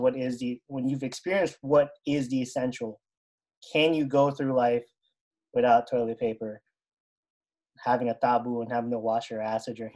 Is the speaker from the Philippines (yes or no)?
yes; Philippines; now in United States; I grew up in the Philippines